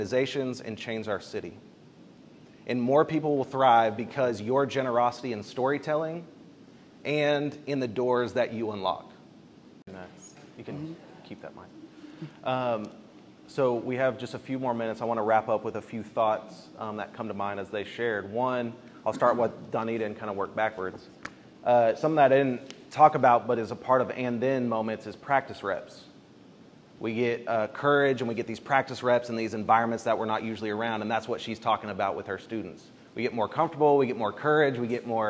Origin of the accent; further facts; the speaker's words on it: Bartlesville, Oklahoma, United States; I grew up in Bartlesville, Oklahoma